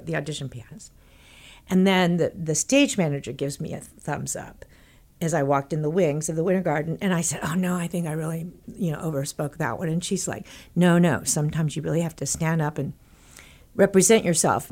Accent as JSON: {"language": "English", "region": "Texas", "country": "United States", "tie": "born or raised there", "moved": "yes", "said": "when I was growing up in Texas"}